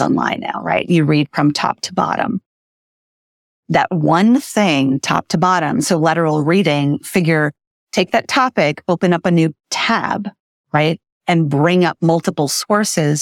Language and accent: English; Brazil; moved away; I grew up in Brazil and when we lived there, she became a teacher